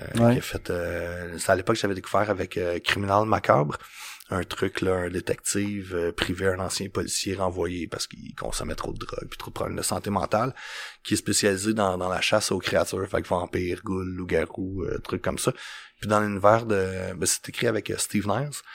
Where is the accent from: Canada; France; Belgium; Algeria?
Canada; Joliette, Quebec; quand j'étais jeune à Joliette